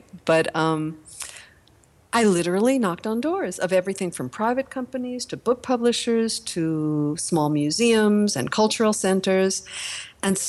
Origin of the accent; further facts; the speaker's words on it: Long Island, New York, United States; I grew up on Long Island in a suburban commuter community about 40 minutes from Manhattan